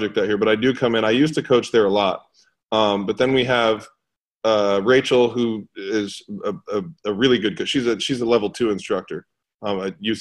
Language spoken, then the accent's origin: English; New York City, New York, United States; now in Atlanta, United States; where I grew up in New York City